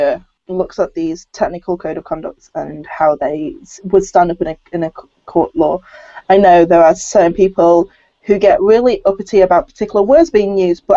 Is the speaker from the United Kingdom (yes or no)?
yes; United Kingdom; a British-born Chinese